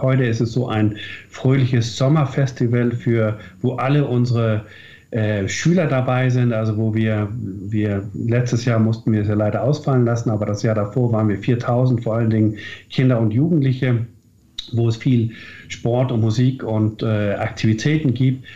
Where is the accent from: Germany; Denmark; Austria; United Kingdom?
Denmark; North Schleswig, Southern Denmark; unsere Identität als Deutsche Nordschleswiger